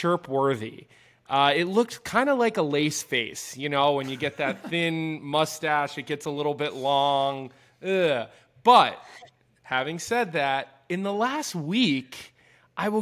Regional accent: Philadelphia, Pennsylvania, United States; now in Chicago, United States; I grew up in Philadelphia

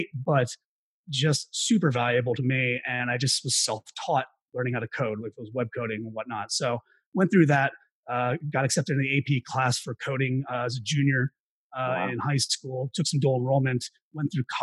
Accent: Carlisle, Pennsylvania, United States; moved away as an adult; also born or lived in Florida; I grew up in central Pennsylvania, a small town called Carlisle, less than 20,000 people

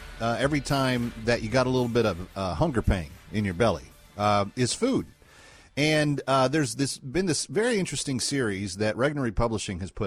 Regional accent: Scotland, United Kingdom; as a Scot

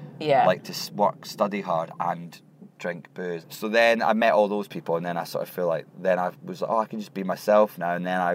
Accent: Scotland, United Kingdom; I like telling people that I'm Scottish, I like talking about Scotland. I love coming from a country where if you meet another person with your accent in another country, it sort of feels like this really exciting things happened.

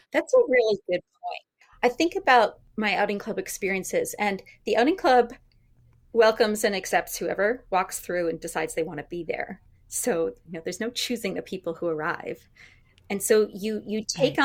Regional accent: Shelburne, Vermont, United States; I grew up in Vermont

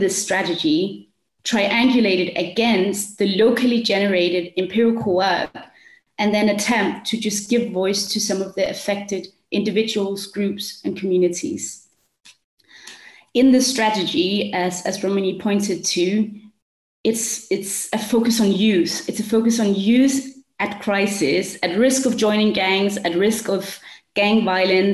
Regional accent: Denmark; also born or lived in South Africa; I'm with you from Denmark. I've grown up here. I've studied and lived in South Africa for 5 years

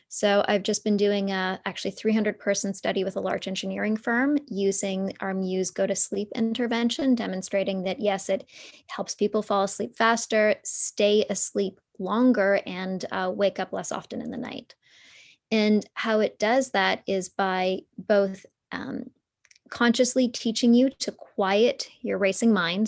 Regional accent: Toronto, Ontario, Canada; So I grew up in downtown Toronto.

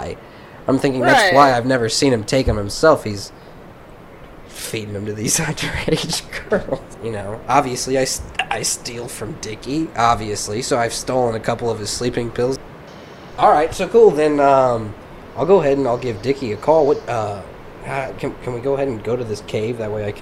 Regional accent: Canada; I'm Canadian.

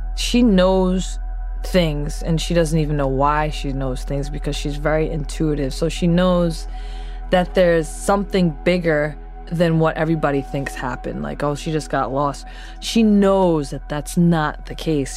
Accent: Providence, Rhode Island, United States; now in Philadelphia, United States; I'm originally from Providence, Rhode Island, now residing in Philadelphia.

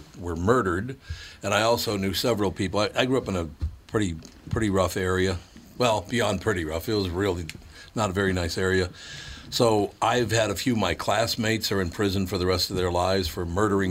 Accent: Minnesota, United States; I was born and raised in Minnesota

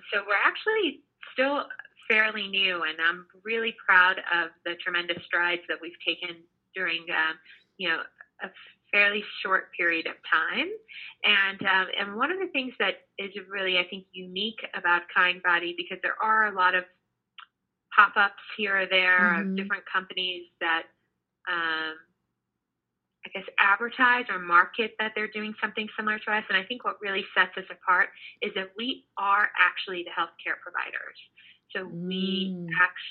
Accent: Houston, Texas, United States; moved away as an adult; now in New York, United States; I grew up in Houston, Texas

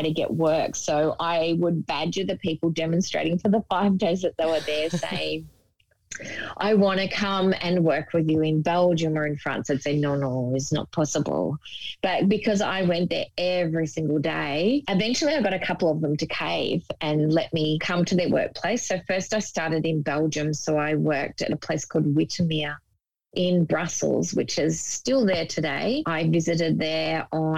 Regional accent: Gippsland, Victoria, Australia; I was born in Gippsland in Victoria and spent a little bit of time there.

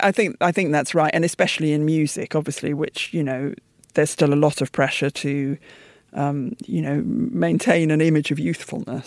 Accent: United Kingdom; my parents' generation moved out to the suburbs after the war because um, London was largely a bomb site, and so I grew

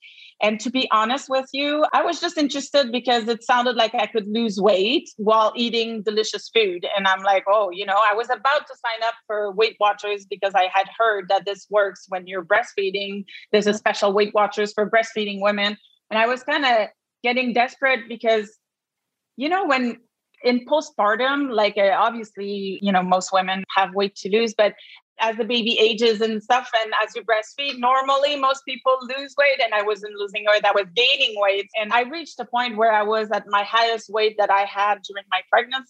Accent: Quebec, Canada; accent: Quebec; I practice in Quebec, as you can hear from my accent

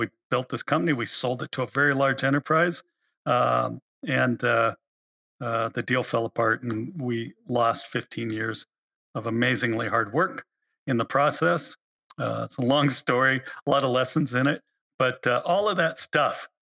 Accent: Alaska, United States; I was born in Alaska

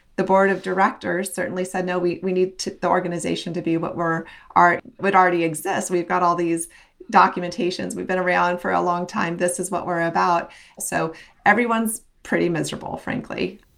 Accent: Western Nebraska, United States; I grew up in Western Nebraska

